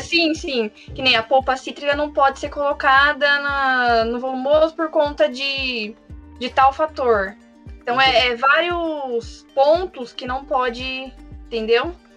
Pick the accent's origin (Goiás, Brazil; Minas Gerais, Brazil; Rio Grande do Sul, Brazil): Rio Grande do Sul, Brazil; Carlos Barbosa; now in São Paulo, Brazil; eu sou do Rio Grande do Sul, né? Nasci em Carlos Barbosa